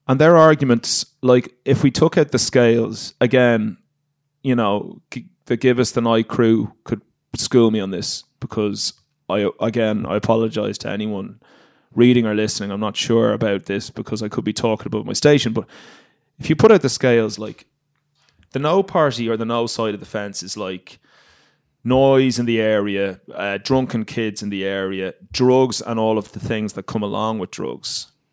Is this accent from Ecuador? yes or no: no; Ireland; moved away as an adult; And I grew up in Ireland